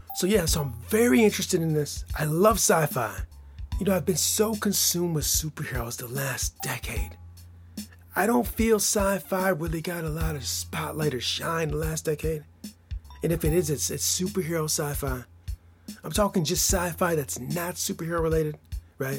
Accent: Michigan, United States; I'm from Michigan

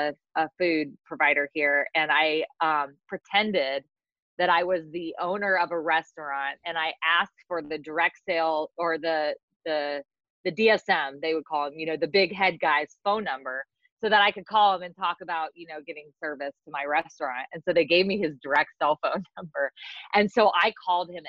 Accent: California, United States; moved away as an adult; also born or lived in Mississippi; I grew up in California

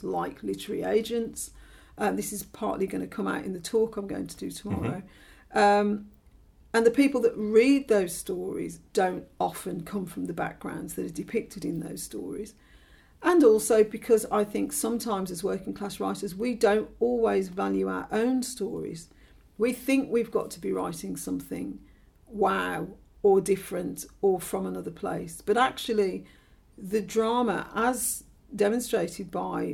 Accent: Birmingham, West Midlands, United Kingdom; I'm from Birmingham, which is about an hour on the train from London.

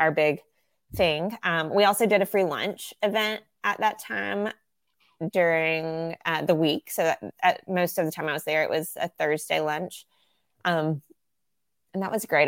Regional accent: Southern United States, United States; accent: Southern American; very aware of my Southern American accent

